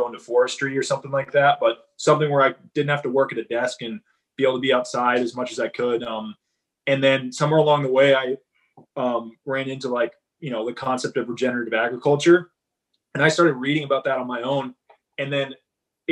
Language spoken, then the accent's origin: English; Massachusetts, United States; moved away; I'm originally from Massachusetts.